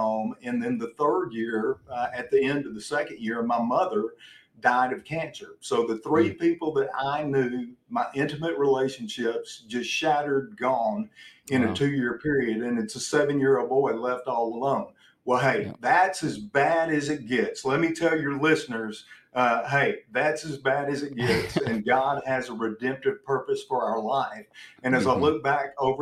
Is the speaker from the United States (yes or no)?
yes; Memphis, Tennessee, United States; born in Memphis, Tennessee, to a single mom